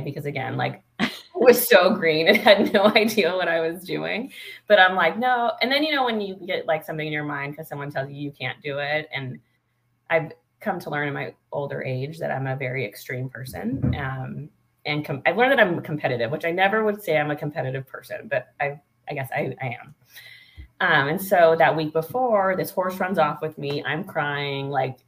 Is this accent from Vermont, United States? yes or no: no; Ramona, California, United States; I grew up in Ramona